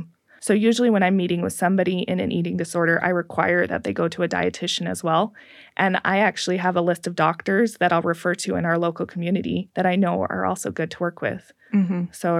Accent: Pacific Northwest, United States; I grew up in the Northwest, and I remember we would come to visit Utah

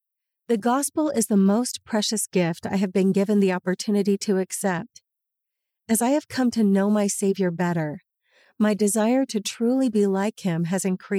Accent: Colombia; English is a second language; and so different from the small city I grew up in back in Colombia.

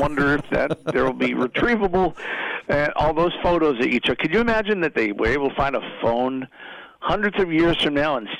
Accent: Boston, Massachusetts, United States; then there are those of us who try to not speak like we're from Boston all the time.

